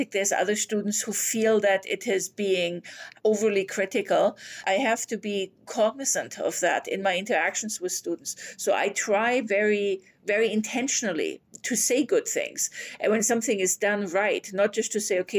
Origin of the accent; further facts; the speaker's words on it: Bavaria, Germany; English is a second language; moved away as an adult; now in Canada; I grew up in Bavaria where language can be, let's say, more colorful than it is in Canada.